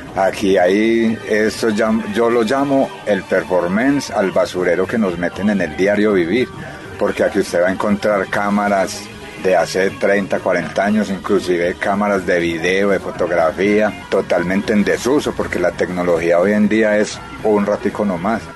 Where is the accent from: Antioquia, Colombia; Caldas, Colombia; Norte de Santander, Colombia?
Caldas, Colombia; Paisa region; como somos paisas